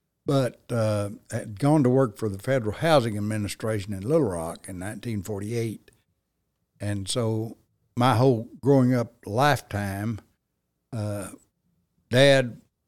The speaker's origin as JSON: {"language": "English", "town": "Russellville", "region": "Arkansas", "country": "United States", "tie": "born or raised there", "moved": "as an adult", "lives_now": "Paragould, United States", "said": "I'm a native of Russellville. I was born and raised in Russellville. Graduated from high school, went through the public school system there, and graduated in 1961."}